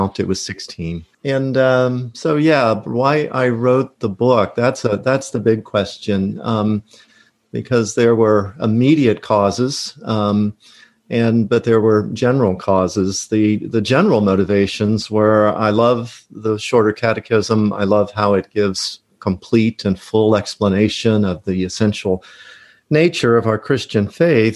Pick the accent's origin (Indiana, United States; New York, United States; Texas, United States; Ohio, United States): Ohio, United States; Cincinnati; moved away as an adult; also born or lived in Michigan / St. Louis, Missouri / Bradenton, Florida; now in Oviedo, United States; I grew up outside of Cincinnati, Ohio